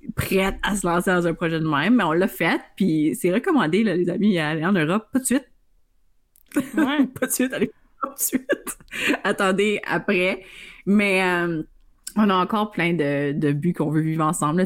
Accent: Iroquois Falls, Ontario, Canada; je viens euh, du nord d'Ontario, fait que je viens de la petite ville d'Iroquois Falls

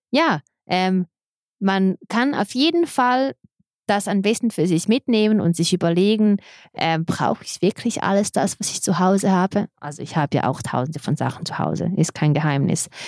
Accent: Serbia; German is a second language; Ich kenne nur die Geschichten andersrum, weil ich bin

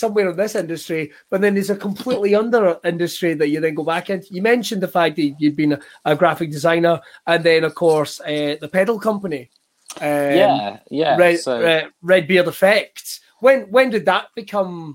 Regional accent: Scotland, United Kingdom; as a Scotsman

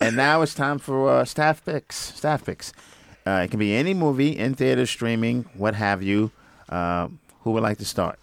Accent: New York City, New York, United States; I'm from Brooklyn

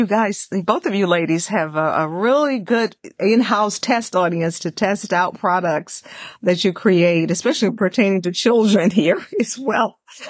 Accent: Houston, Texas, United States; I'm originally from Texas. Where is the Texas Book Festival? Is it in Houston? Yeah, I grew up in Houston.

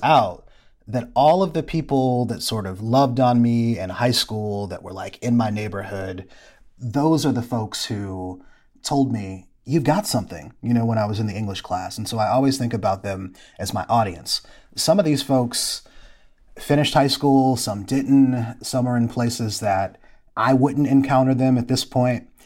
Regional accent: Ypsilanti, Michigan, United States; moved away; also born or lived in Atlanta; my hometown of Ypsilanti, Michigan

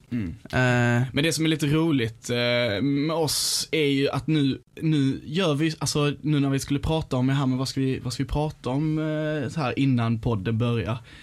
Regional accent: Malmö, Skåne, Sweden; jag kommer ju från Malmö

